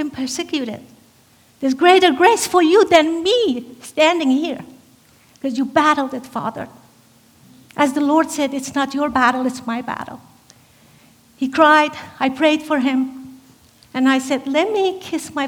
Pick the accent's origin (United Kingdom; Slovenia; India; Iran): Iran; Iranian Azerbaijan; moved away; I was born in Azerbaijan, Iran, the Caucasus region of Iran, which is a part of Iran that they speak Turkish, Kurdish, Armenian